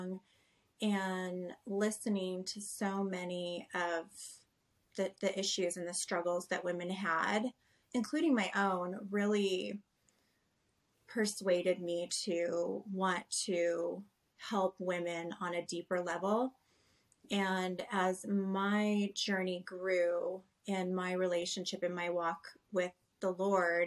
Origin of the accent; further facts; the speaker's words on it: Southern California, United States; I was pretty much born and raised in Southern California